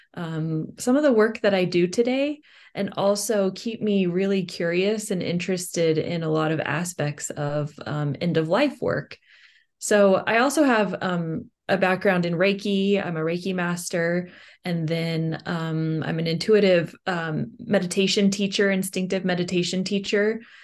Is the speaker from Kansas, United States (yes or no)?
yes; Kansas, United States; I'm from Kansas